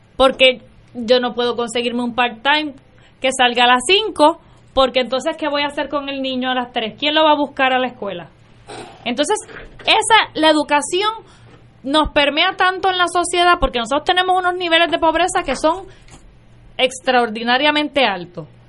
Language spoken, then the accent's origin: Spanish; Camuy, Puerto Rico; yo soy una camullana, nacida y criada en Camuy, Puerto Rico